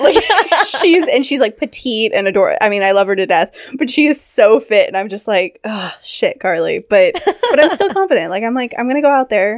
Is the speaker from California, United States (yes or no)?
yes; California, United States; also born or lived in London; now in Washington, United States; I grew up in California